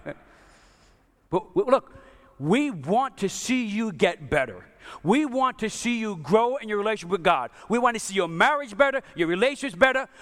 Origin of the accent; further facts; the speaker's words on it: New York, United States; I'm from New York